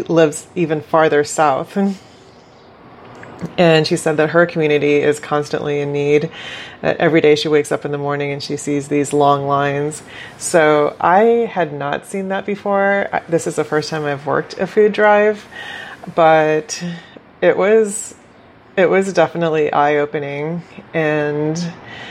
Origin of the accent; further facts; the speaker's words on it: Bolivia; moved away; I grew up witnessing poverty in Bolivia